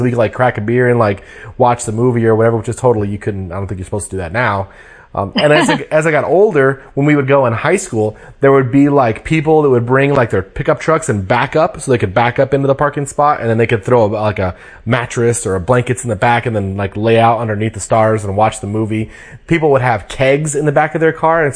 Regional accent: Colorado, United States; now in Washington, United States; my hometown

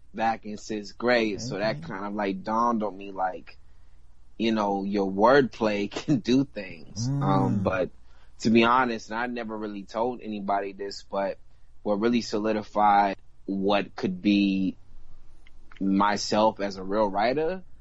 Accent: the South, United States; I come from the South, but I got that, you know, Espanol, and I got that islander in me 100%

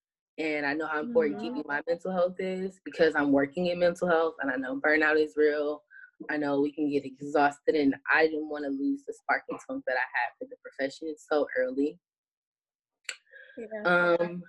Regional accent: California, United States; Like, I'm a Californian, I do earthquakes, fires, light things, but I don't do hurricanes.

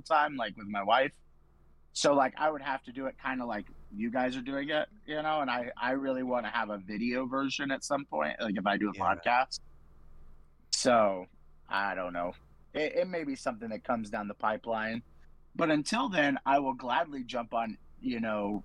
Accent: Central Florida, United States; I am from Central Florida

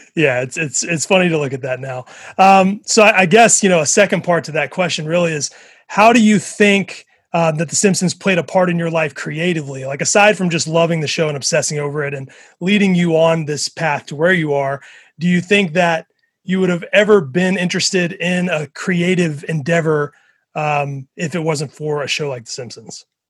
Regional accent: Mississippi, United States; I grew up in Mississippi

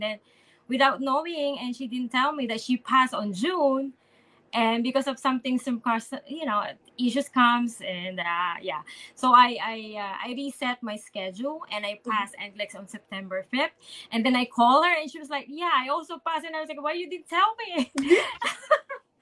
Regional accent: Philippines; I'm from the Philippines

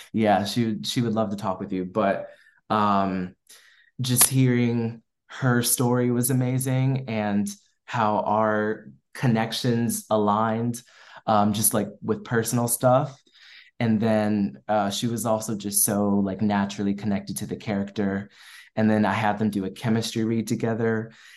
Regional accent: Maryland, United States; moved away as an adult; also born or lived in North Carolina / Washington, D.C. / Boston; now in Los Angeles, United States; I grew up in Maryland

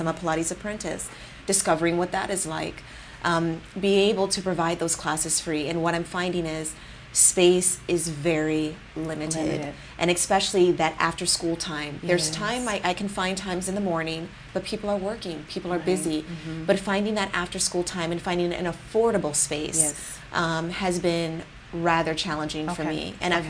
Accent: California, United States; I have been born and raised in the Bay Area, I don't have a large foundation footprint here

